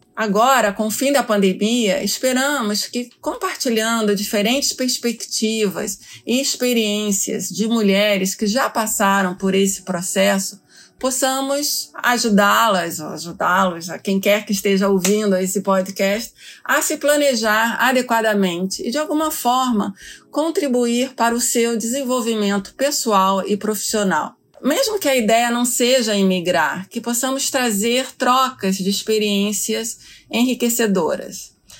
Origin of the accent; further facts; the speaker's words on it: Rio de Janeiro, Brazil; moved away as an adult; now in New York, United States; Sou carioca, advogada de formação